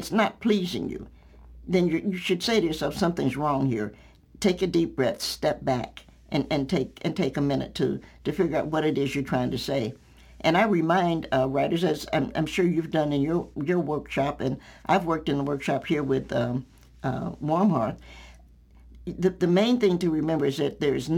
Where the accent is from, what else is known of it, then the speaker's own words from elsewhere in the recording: Knoxville, Tennessee, United States; moved away as an adult; now in Virginia, United States; I'm a Knoxvillian by birth